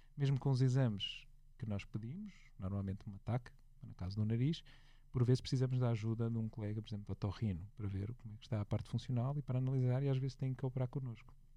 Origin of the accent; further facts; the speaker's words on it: Porto, Norte, Portugal; moved away; eu sou do Porto, vivo lá menos frequentemente agora